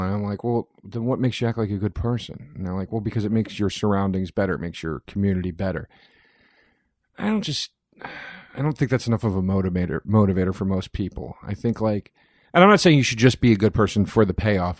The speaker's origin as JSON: {"language": "English", "town": "Collegeville", "region": "Pennsylvania", "country": "United States", "tie": "born or raised there", "moved": "yes", "said": "a town called Collegeville, Pennsylvania"}